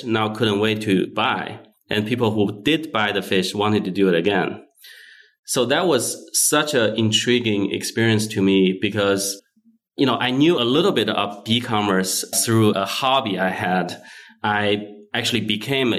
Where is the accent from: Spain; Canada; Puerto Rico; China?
China; Wuhan, Hubei; moved away as an adult; also born or lived in Shanghai, China / Folsom, California / Bay Area, California; now in United States; I was born and raised in China